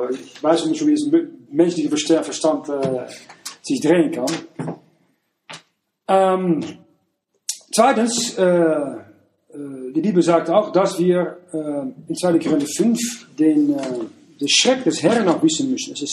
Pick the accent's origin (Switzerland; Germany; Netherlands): Netherlands; Wenn ich nach ähm, morgen gehe, also als Niederländer äh